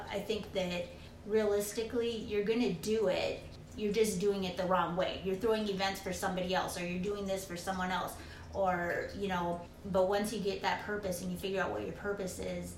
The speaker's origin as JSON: {"language": "English", "region": "Minnesota", "country": "United States", "also_born_or_lived": "Arizona", "moved": "yes", "lives_now": "Phoenix, United States", "said": "originally my brother, we're from Minnesota. We moved to Arizona"}